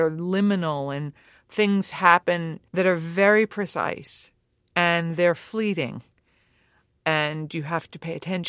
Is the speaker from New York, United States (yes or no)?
yes; New York City, New York, United States; I grew up in Queens, but the end of one tip of Long Island